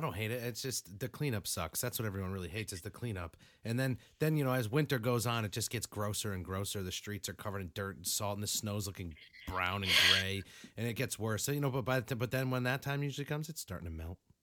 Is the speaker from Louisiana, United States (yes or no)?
no; Springfield, Massachusetts, United States; I grew up right in Springfield area